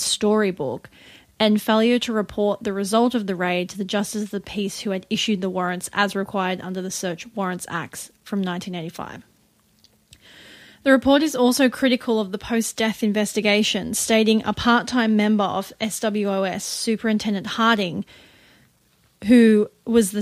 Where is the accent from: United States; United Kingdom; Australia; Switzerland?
Australia; we are an Australian partnership in this podcast